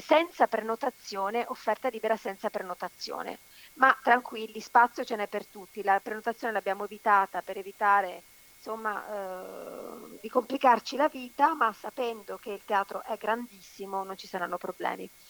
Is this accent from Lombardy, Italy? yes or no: no; Veneto, Italy; Io sono nata e cresciuta in Veneto, ma, eh, ho sotto i parenti, sì, in Calabria